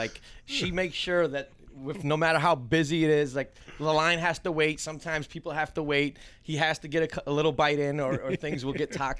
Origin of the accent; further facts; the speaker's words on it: Rochester, New York, United States; I actually grew up in the inner city of Rochester.